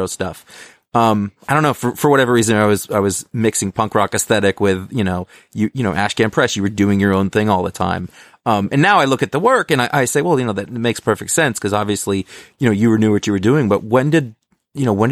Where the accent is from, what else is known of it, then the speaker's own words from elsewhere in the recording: Maine, United States; I grew up in Maine